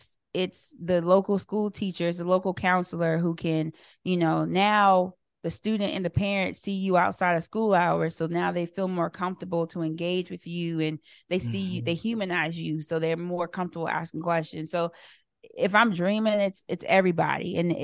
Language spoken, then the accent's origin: English; Lawrenceville, Virginia, United States; But I think back to where I grew up in Lawrenceville, Virginia.